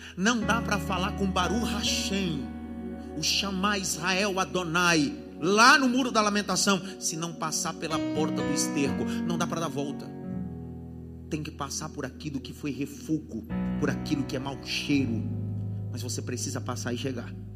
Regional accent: Pernambuco, Brazil; Eu sou nordestino, eu sou pernambucano

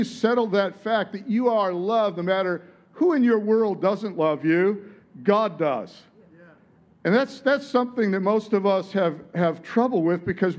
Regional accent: Detroit, Michigan, United States; moved away as an adult; now in Sunshine Coast, Australia; I grew up in Detroit

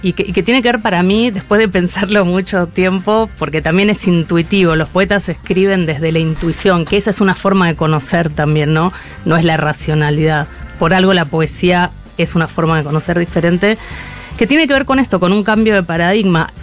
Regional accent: Mendoza, Argentina; moved away as an adult; now in Buenos Aires, Argentina; nací en Mendoza en 1973

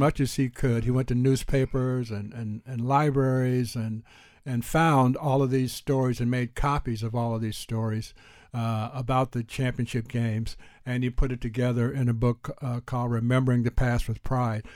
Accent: Houston, Texas, United States; also born or lived in Texarkana, Texas; growing up in Houston

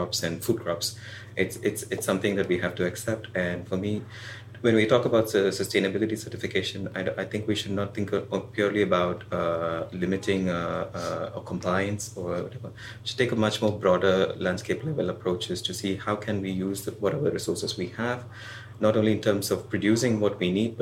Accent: India; I'm from India

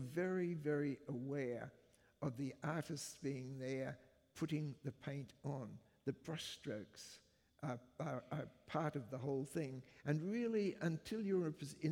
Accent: Brisbane, Queensland, Australia; moved away as an adult; also born or lived in United Kingdom; the place that I grew up in, which is Brisbane

